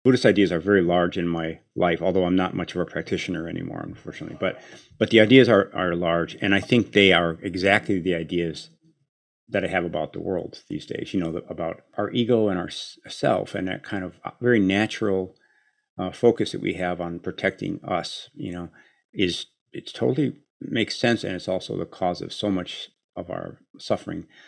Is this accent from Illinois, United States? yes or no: yes; Chicago, Illinois, United States; I grew up in Chicago